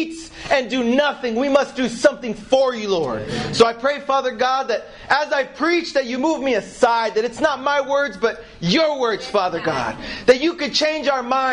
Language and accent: English; United States; now in United Kingdom; I'm American